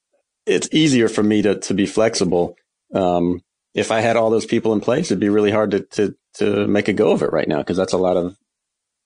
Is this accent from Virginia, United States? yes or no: yes; Herndon, Virginia, United States; also born or lived in Richmond, Virginia; now in Henrico, United States; I grew up in Northern Virginia, a town called Herndon, right in the shadows of Dulles Airport